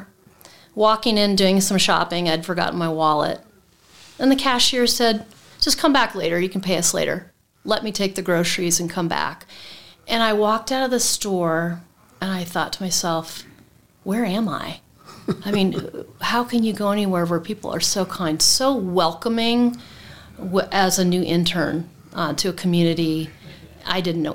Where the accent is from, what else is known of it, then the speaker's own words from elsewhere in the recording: Pittsburgh, Pennsylvania, United States; moved away as an adult; also born or lived in Bend, Oregon; now in Cody, United States; I was born in Pittsburgh, Pennsylvania